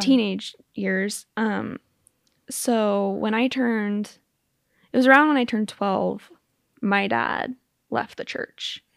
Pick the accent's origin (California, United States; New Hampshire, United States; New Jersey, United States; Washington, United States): Washington, United States; Spokane; moved away as an adult; also born or lived in Utah; I grew up in Spokane